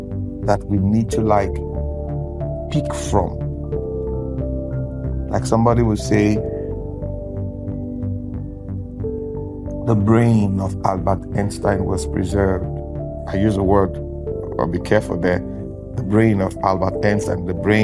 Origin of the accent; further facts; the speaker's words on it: Nigeria; I'm a Nigerian. I will always use my country as an example